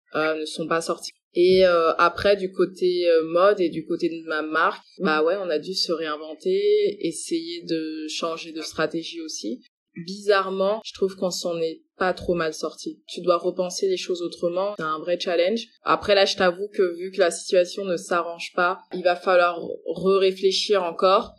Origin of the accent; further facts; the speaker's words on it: France; also born or lived in Congo (parents' origin); je suis congolaise, mais après, j'ai fait l'école euh, en France